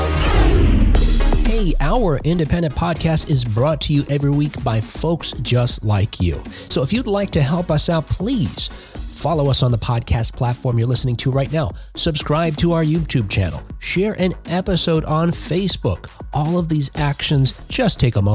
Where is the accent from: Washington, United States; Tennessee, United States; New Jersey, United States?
New Jersey, United States; Jersey City; I grew up in Jersey City, New Jersey, right outside of, you know, New York